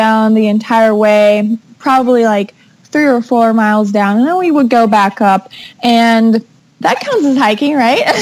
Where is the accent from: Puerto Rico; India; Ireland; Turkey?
Puerto Rico; moved away as an adult; now in Virginia, United States; I live in Virginia, but I'm originally from Puerto Rico. I moved to the States about 2.5 years ago.